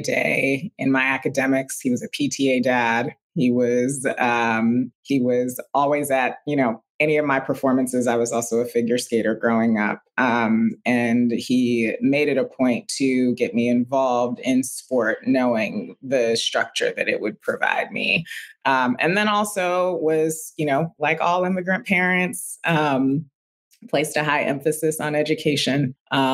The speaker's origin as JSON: {"language": "English", "town": "New York City", "region": "New York", "country": "United States", "said": "I'm a New Yorker, a Brooklynite"}